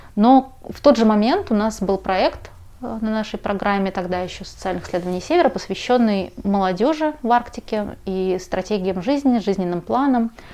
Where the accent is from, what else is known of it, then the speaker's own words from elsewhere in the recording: Moscow, Russia; Я родилась уже в Москве, а в Магадане никогда не была